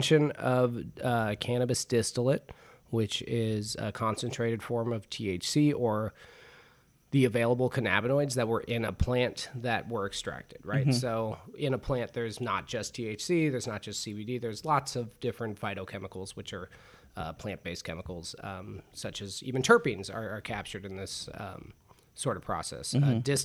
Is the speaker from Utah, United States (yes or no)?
no; Los Angeles, California, United States; also born or lived in Topanga Canyon; I grew up in Van Nuys, California